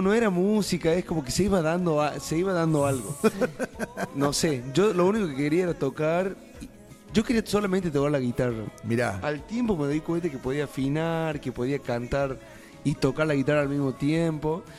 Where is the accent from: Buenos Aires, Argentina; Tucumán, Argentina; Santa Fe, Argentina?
Tucumán, Argentina; moved away as an adult; now in Catamarca, Argentina; yo soy tucumano para los que no me conocen, y estoy viviendo ya hace seis años en Catamarca